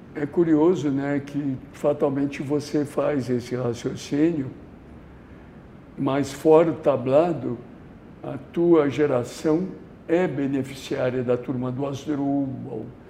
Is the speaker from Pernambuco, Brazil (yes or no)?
no; São Paulo, Brazil; eu como nascido em São Paulo